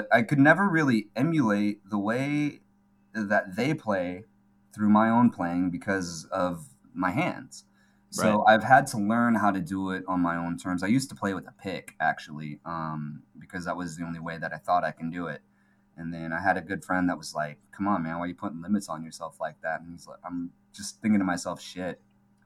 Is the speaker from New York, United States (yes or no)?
no; California, United States; also born or lived in Seoul, South Korea; I came to California. I was raised in California